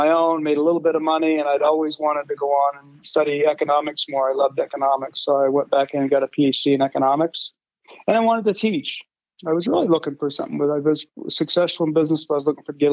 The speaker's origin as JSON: {"language": "English", "region": "Maine", "country": "United States", "tie": "born or raised there", "moved": "as an adult", "lives_now": "Colorado, United States", "said": "I grew up in Maine, so it was a pretty rural place at the time."}